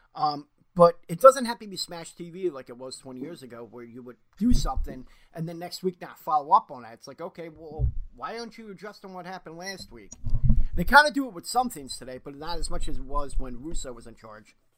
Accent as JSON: {"language": "English", "town": "Philadelphia", "region": "Pennsylvania", "country": "United States", "said": "I'm from Philly."}